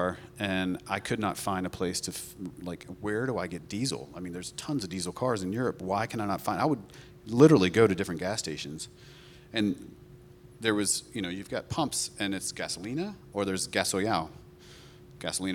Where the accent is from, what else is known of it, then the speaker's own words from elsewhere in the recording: North Carolina, United States; moved away as an adult; now in Portugal; we're from North Carolina